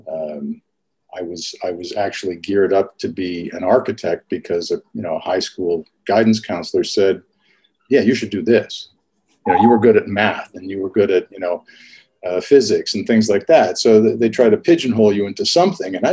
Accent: St. Albert, Alberta, Canada; i grew up all over canada but i mean the the formative years and where i started uh, photography was was just outside of edmonton in a, in a little suburb called st albert

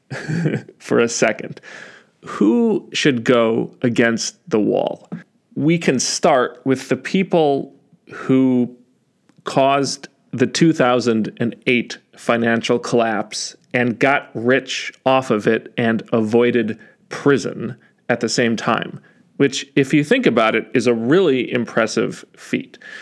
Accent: United States; as Americans

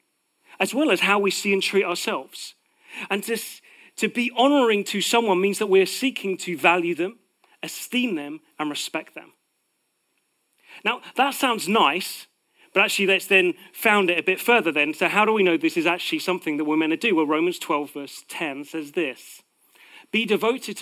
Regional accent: United Kingdom; Part of being British is that we live with a sense of false humility

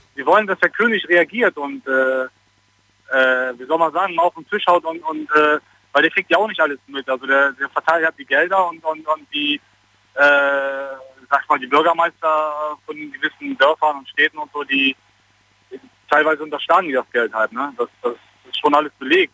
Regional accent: Germany; also born or lived in Koblenz; ich bin Deutscher

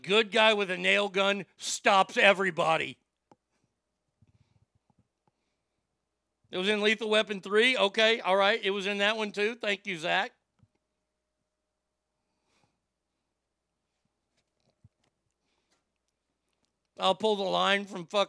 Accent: Garland, Texas, United States; Don't get me started on my bullshit hometown

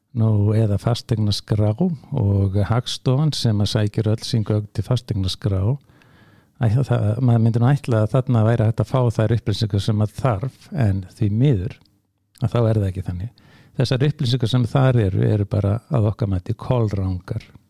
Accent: Hafnarfjörður, Capital Region, Iceland; í Hafnafjörði sem minn heimabæðir

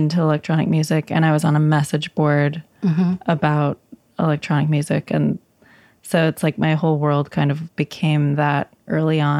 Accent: Lawrence, Kansas, United States; moved away as an adult; also born or lived in Bronx, New York / Ithaca, New York; now in New York, United States; I moved to Lawrence, Kansas from age 6 to age 21.

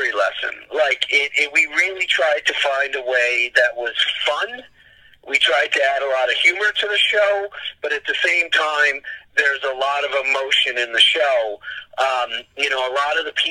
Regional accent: New York, United States; growing up in New York

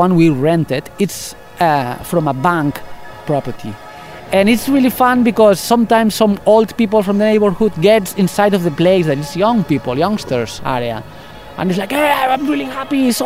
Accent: Catalonia, Spain; English is a second language; now in Barcelona, Spain; I am not from Barcelona. I am Catalan, but I came here, I don't know, like 25 years ago.

